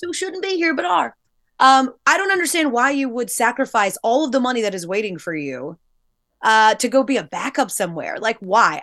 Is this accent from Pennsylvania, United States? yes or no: no; Georgia, United States; I'm from Georgia